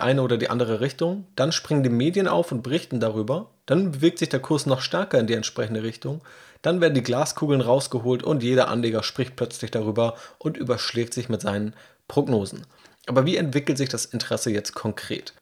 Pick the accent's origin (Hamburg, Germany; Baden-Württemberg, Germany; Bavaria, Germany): Hamburg, Germany; ich als Hamburger